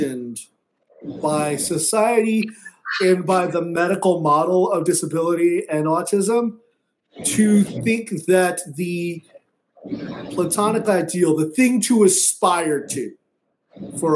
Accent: Southern California, United States; I grew up in Southern California, so that's my background

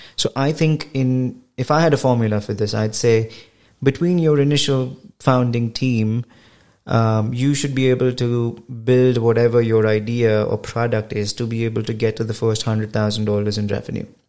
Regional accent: India; moved away as an adult; I come from India and my yeah. education is all uh, from uh, India

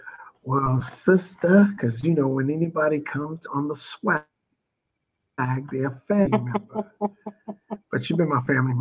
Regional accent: New Jersey, United States; I'm from New Jersey.

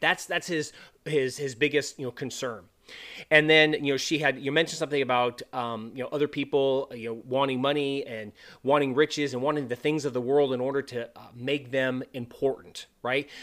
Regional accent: California, United States; moved away as an adult; also born or lived in North Dakota / Montana / Wyoming / Florida; I'm originally from California

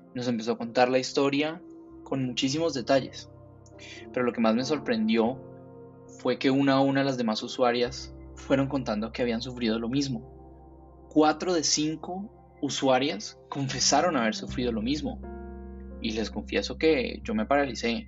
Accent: Cali, Valle del Cauca, Colombia; soy caleño

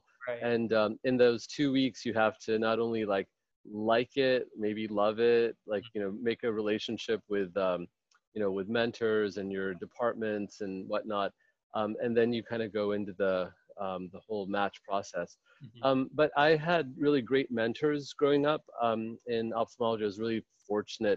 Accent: Rochester, New York, United States; moved away as an adult; also born or lived in India / Albany, New York; now in Palo Alto, United States; So I was born in India. I grew up in upstate New York, in Rochester, New York.

